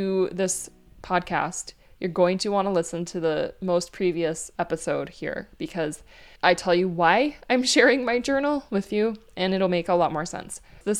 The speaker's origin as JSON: {"language": "English", "region": "Minnesota", "country": "United States", "also_born_or_lived": "Hawaii", "said": "And where are you from? Minnesota, I guess, because I don't live in Hawaii right now, and I would feel like not right saying it, that I'm from Hawaii."}